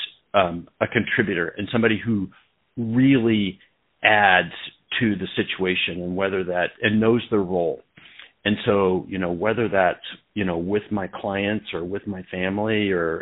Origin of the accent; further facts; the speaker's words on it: Portland, Oregon, United States; I grew up in Portland